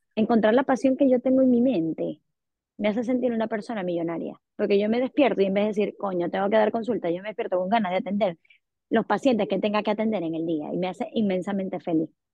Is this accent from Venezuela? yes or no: yes; Venezuela; Sí, si vengo de Venezuela.